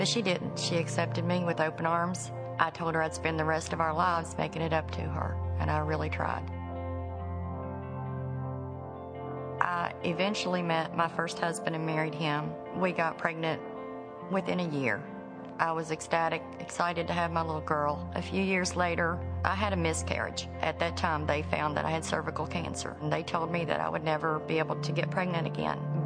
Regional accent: West Virginia, United States; I grew up in West Virginia with a large family.

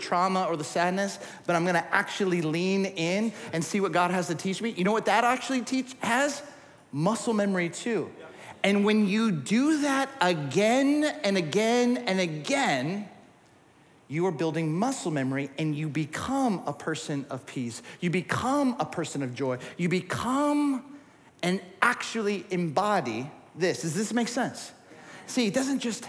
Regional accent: Southern California, United States; I grew up in Southern California

